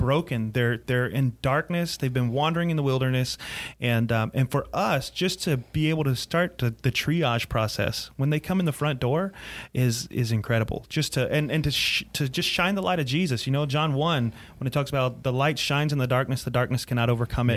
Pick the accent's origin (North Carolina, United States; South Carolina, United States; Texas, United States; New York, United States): South Carolina, United States; Greenville; also born or lived in Clinton, South Carolina; I was raised in Greenville, but but uh, kind of spent my teenage years in Clinton, uh, Clinton